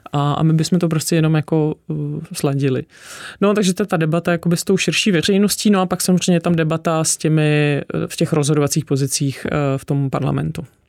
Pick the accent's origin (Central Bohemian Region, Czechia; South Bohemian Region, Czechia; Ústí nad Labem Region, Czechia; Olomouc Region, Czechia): Ústí nad Labem Region, Czechia; Ústí nad Labem; now in Prague, Czechia; Já jsem původně z Ústí nad Labem, takže takový severský uhelný husákovo dítě